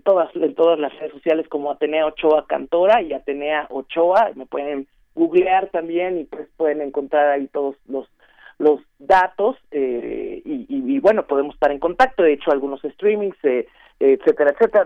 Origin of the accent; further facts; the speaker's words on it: Mexico; soy mexicana